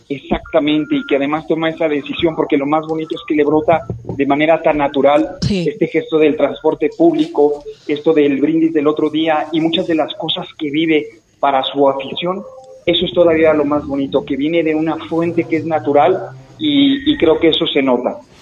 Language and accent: Spanish; Mexico; yo como mexicano